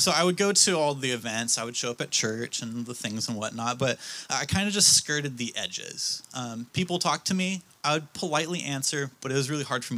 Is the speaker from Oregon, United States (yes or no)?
yes; Roseburg, Oregon, United States; moved away; also born or lived in Vancouver, Washington / Battle Ground, Washington; I grew up in Roseburg, lived in Vancouver, Battleground